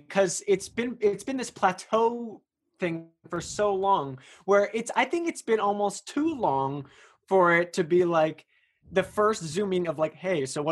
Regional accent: Bay Area, California, United States; I'm from the Bay Area

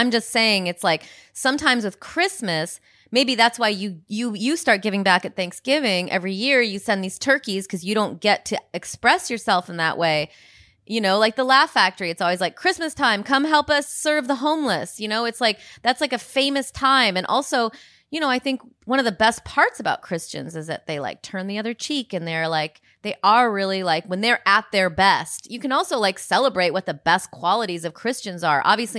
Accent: Rockford, Illinois, United States; in the theater that I grew up in Rockford, Illinois

